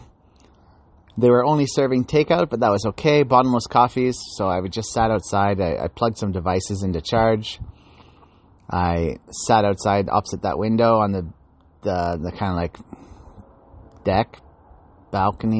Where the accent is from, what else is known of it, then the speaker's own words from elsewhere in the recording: Canada; also born or lived in Ontario / Chelsea, Quebec; I was from Ontario